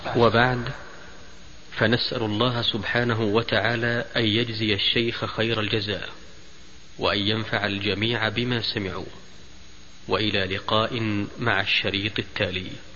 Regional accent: Hadhramaut, Yemen; عندنا في حضرموت

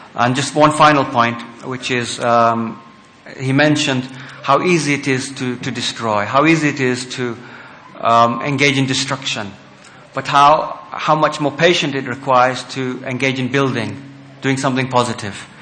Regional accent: United Kingdom; we are British, we have our faith with Islam

